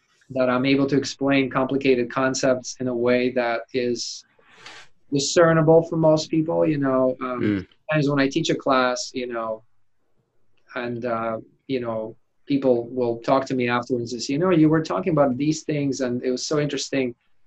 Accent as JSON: {"language": "English", "region": "Siberia", "country": "Russia", "tie": "born or raised there", "second_language": "English", "moved": "yes", "lives_now": "United States", "said": "I grew up in Siberia, it's cold in the winter."}